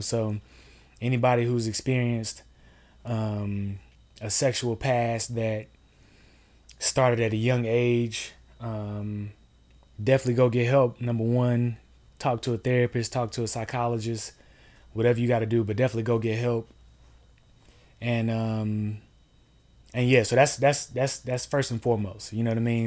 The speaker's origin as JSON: {"language": "English", "town": "Durham", "region": "North Carolina", "country": "United States", "tie": "born or raised there", "said": "I'm from Durham, North Carolina. Um, grew up there, born and raised"}